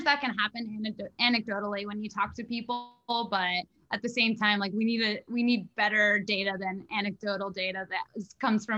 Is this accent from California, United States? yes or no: no; Nantucket, Massachusetts, United States; everyone around me growing up on Nantucket